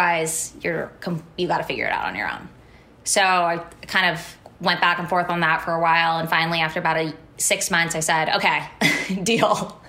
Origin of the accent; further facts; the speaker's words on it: Menlo Park, California, United States; also born or lived in San Francisco; I grew up in Menlo Park, which was very different than the Menlo Park that it is today